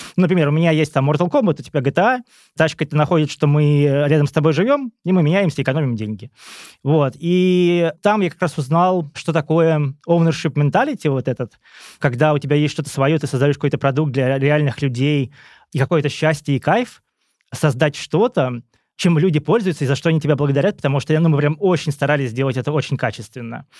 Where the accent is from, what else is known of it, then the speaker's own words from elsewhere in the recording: Kursk, Kursk Oblast, Russia; moved away; also born or lived in Moscow; я сам из Курска